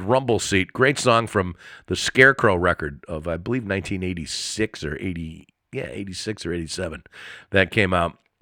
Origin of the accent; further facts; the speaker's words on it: East Coast, United States; now in Los Angeles, United States; I grew up on the East Coast around snow and ice and everything like that, but after being here in LA for this amount of time